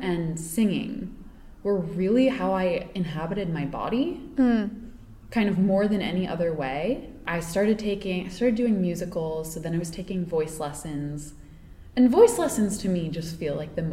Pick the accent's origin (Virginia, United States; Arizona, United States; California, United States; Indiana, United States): Virginia, United States; moved away as an adult; also born or lived in Boston / Peru / Spain / New York; now in Los Angeles, United States; I'm from Virginia.